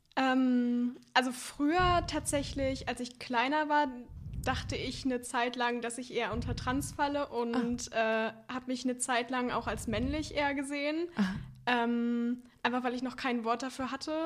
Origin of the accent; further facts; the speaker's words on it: near Warstein, North Rhine-Westphalia, Germany; ich komme auch einfach aus dem Kaff.